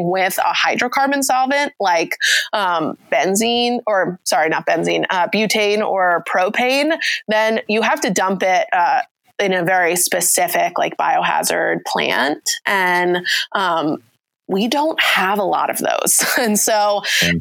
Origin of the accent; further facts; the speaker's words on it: New York, United States; I'm also from New York, so okay. I, I just pronounce everything differently